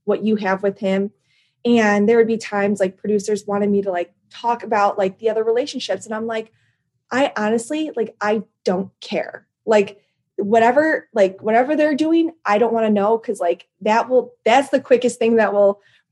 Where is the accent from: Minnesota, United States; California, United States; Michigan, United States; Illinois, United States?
Illinois, United States; Chicago; accent: Chicago; My Chicago accent has gotten thicker over the years